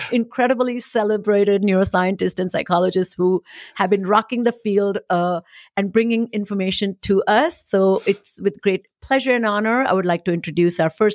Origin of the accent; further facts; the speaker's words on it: India; moved away as an adult; now in United States; I came from India, never had seen a Christmas tree